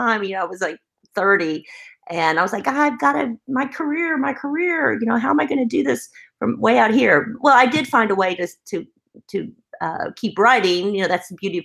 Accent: Kingsport, Tennessee, United States; moved away as an adult; also born or lived in South Carolina / New York / Dallas, Texas; I grew up in East Tennessee, Kingsport, Tennessee, and went to college at the University of South Carolina

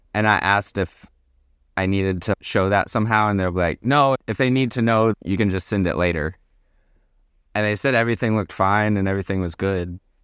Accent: Arkansas, United States; moved away as an adult; also born or lived in Alaska / Nicaragua; now in Portugal; I'm originally from Arkansas

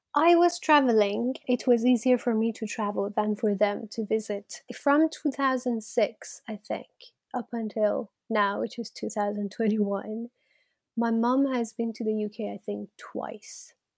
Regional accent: Iran; moved away as an adult; now in United Kingdom; I'm from Iran, and I was born into Iran in the eighties

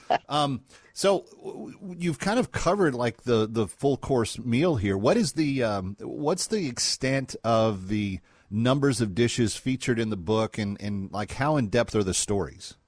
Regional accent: Scotland, United Kingdom; as a Scot

